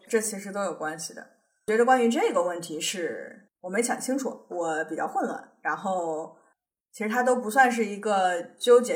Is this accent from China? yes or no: yes; China; now in United States; 我们作为中国人搞签证那么痛苦